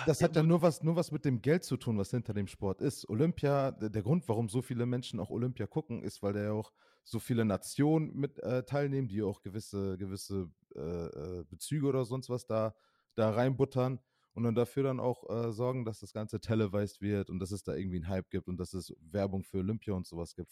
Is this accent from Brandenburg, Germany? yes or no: no; Osnabrück, Lower Saxony, Germany; now in Mainz, Germany; in meiner Heimatstadt Osnabrück